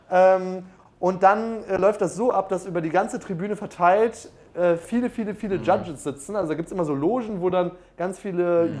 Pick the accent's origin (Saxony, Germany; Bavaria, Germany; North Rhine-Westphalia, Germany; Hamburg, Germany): Bavaria, Germany; Munich; ich komme aus München